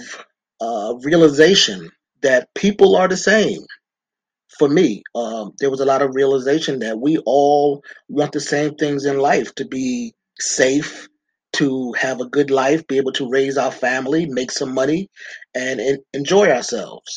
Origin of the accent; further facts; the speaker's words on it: New York City, New York, United States; I grew up in Brooklyn, New York, in the quote unquote inner city